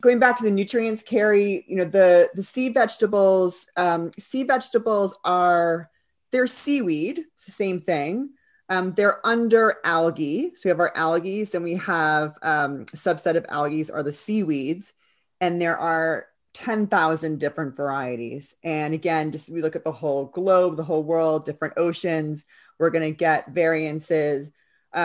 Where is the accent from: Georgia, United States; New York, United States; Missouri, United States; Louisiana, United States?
New York, United States; now in London, United Kingdom; I grew up on the East Coast of New York. I live here in London.